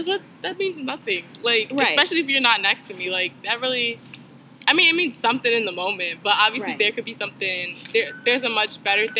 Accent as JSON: {"language": "English", "town": "Baltimore", "region": "Maryland", "country": "United States", "said": "I'm from Baltimore, Maryland."}